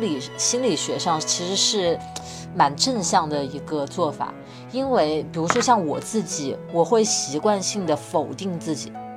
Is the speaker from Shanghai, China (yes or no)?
no; Wuhan, Hubei, China; 我在武汉长大